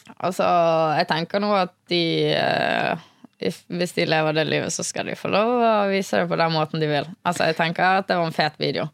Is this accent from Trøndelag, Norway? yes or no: no; Bergen, Vestland, Norway; jeg er fra Bergen, som dere kanskje hører